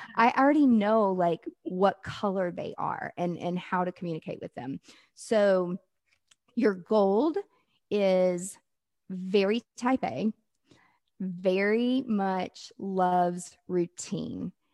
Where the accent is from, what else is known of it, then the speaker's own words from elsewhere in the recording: the South, United States; I'm from the South